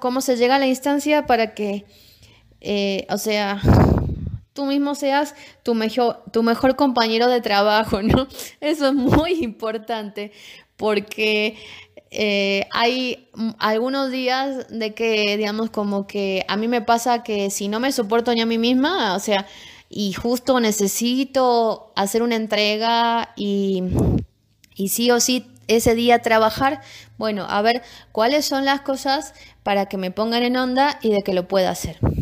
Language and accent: Spanish; Tucumán, Argentina; moved away as an adult; vengo de la provincia de Tucumán, ahí nací, y es una provincia que tiene mucho de la parte árabe.